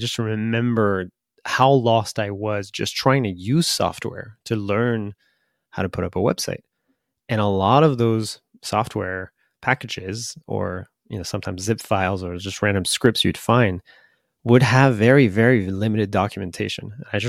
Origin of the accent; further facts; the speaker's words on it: France; English is a second language; Yes. Okay. I'm from the France.